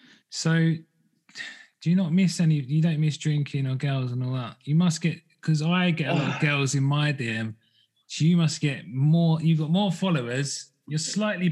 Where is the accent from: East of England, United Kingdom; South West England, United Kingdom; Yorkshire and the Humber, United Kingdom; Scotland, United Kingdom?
East of England, United Kingdom; Essex; I'm from Essex.